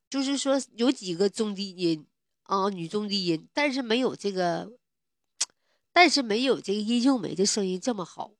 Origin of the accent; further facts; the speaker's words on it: Hegang, Heilongjiang, China; 我们这个鹤岗，就是最穷的地方，城市最，最，最偏远的地方，就是房价最，最便宜的地方